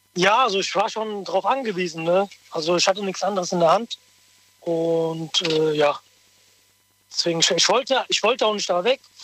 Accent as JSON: {"language": "German", "town": "Rüsselsheim", "region": "Hesse", "country": "Germany", "said": "Ich bin aus Rüsselsheim"}